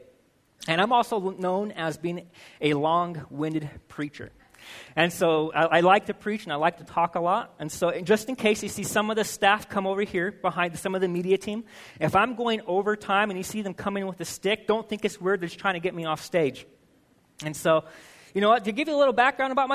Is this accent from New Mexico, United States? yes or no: yes; Albuquerque, New Mexico, United States; now in Utah, United States; I was born and raised in Albuquerque, New Mexico.